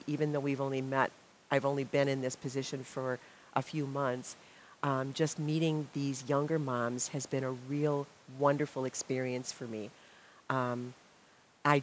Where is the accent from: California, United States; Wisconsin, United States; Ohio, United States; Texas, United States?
Wisconsin, United States; Milwaukee; I grew up in Milwaukee.